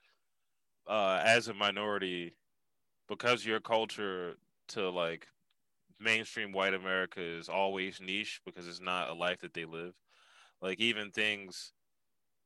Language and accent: English; Philadelphia, Pennsylvania, United States; I grew up in Uptown. It's a different hood. You just talk different